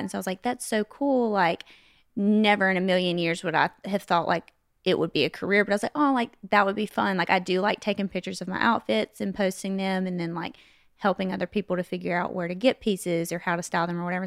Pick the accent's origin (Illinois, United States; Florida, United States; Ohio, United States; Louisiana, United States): Louisiana, United States; West Monroe; accent: southern; now in Nashville, United States; I was born and raised in West Monroe, Louisiana